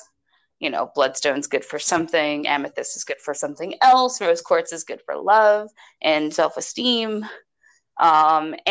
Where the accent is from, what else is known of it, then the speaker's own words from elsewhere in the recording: United States; We're American.